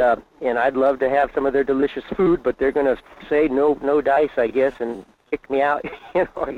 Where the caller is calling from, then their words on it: Fairbanks, Alaska, United States; in Fairbanks.